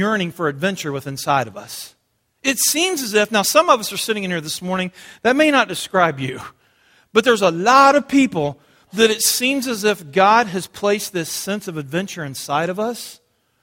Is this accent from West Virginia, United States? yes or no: yes; West Virginia, United States; I grew up in West Virginia